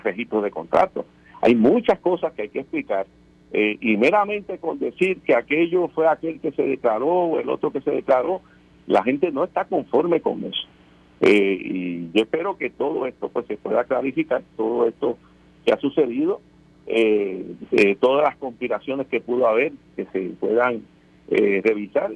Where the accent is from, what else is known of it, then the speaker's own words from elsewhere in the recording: Puerto Rico; nosotros como pueblo puertorriqueño